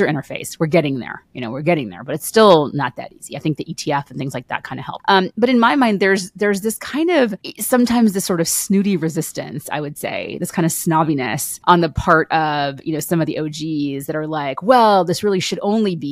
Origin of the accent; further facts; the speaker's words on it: United States; I'm an American and I live in the United States